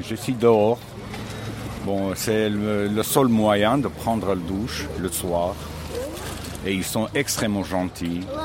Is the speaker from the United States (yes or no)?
no; Ukraine; French is a second language; moved away as an adult; now in France; Je viens de l'Ukraine, ça fait trois mois.